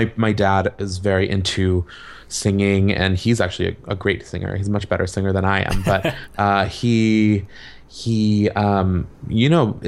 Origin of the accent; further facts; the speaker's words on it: Cherry Hill, New Jersey, United States; I am originally from New Jersey. I grew up in a town called Cherry Hill